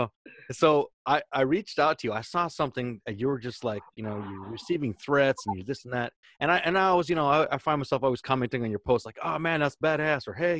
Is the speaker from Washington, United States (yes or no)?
yes; Washington, United States; 15 years old, and here we're watching the LA Kings, and I'm from Washington